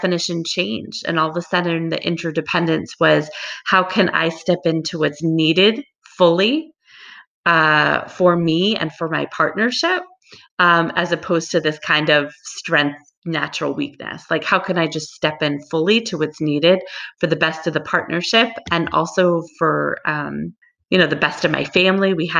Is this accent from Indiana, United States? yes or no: no; Long Island, New York, United States; moved away as an adult; now in Hawaii, United States; I grew up on Long Island